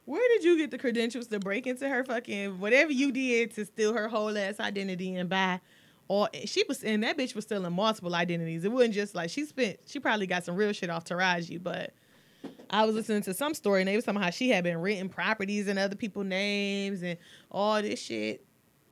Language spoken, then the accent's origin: English; Detroit, Michigan, United States; I would definitely always be from Mac and McCullough